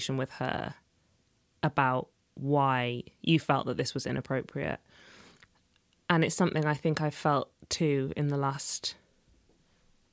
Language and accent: English; Sheffield, Yorkshire and the Humber, United Kingdom; I grew up in Sheffield, which is really hilly